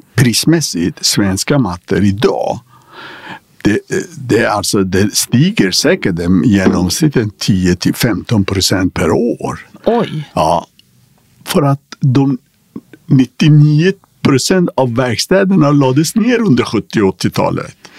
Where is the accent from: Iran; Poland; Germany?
Iran; also born or lived in Karlstad, Sweden; now in Sweden; vi är födda, liksom, vi kommer från Persia